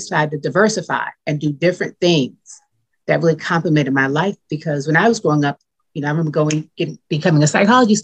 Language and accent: English; New York City, New York, United States; now in Windsor Mill, United States; I'm from Brooklyn, New York, same neighborhood as you